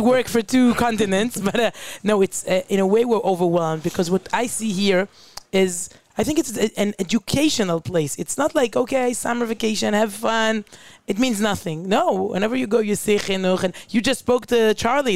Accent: Israel; I'm a journalist from Israel

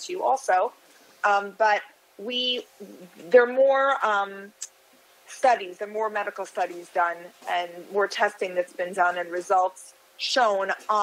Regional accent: United States; moved away as an adult; now in Miami Beach, United States; I'm from the New York, New Jersey area originally, but I moved here about 25 years ago.

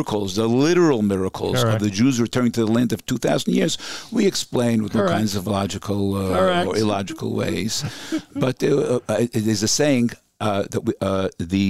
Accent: New York City, New York, United States; moved away as an adult; now in Efrat, Israel; I grew up in Borough Park

